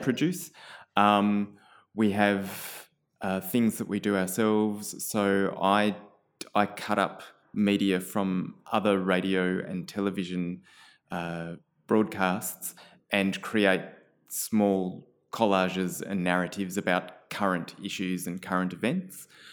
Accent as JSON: {"language": "English", "town": "Canberra", "region": "Australian Capital Territory", "country": "Australia", "tie": "born or raised there", "said": "so I grew up in Canberra."}